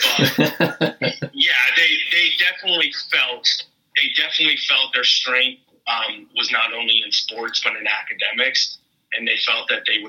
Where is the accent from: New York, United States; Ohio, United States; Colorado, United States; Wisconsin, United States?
Ohio, United States; Northeast; moved away as an adult; also born or lived in Columbus, Ohio; now in Seattle, United States; Born and raised in Northeast Ohio, and then moved to Columbus to attend The Ohio State University, and then about a decade or so ago, moved out to Seattle.